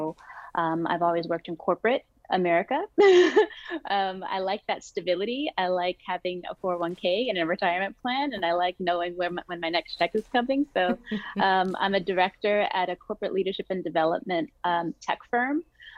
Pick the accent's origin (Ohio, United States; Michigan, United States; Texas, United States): Texas, United States; Houston; also born or lived in London, United Kingdom / Dubai, United Arab Emirates / Oman; I was born in Houston, Texas, from a Trinidadian mother and a European father. So I like to represent the West Indies big time. Texas is my home.